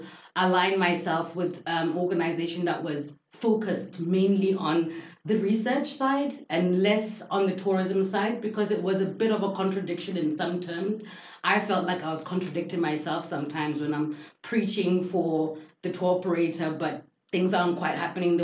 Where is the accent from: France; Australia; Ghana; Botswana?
Botswana; Gaborone, South-East District; growing up in Gaborone